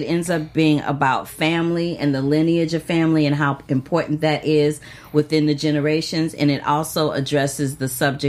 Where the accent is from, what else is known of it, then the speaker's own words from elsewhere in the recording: St. Louis, Missouri, United States; I'm from St. Louis, Missouri